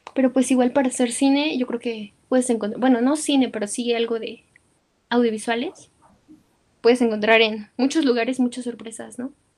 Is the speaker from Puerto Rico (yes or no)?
no; Mexico